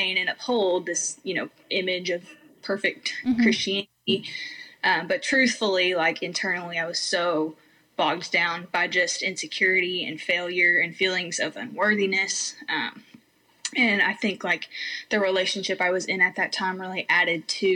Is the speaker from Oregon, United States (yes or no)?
no; Arkansas, United States; also born or lived in Georgia, United States; I moved from Georgia to Arkansas when I was 10 years old.